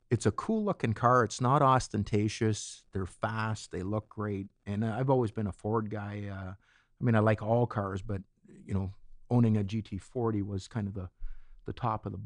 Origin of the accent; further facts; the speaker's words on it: Etobicoke, Ontario, Canada; Yeah, just outside Etobicoke.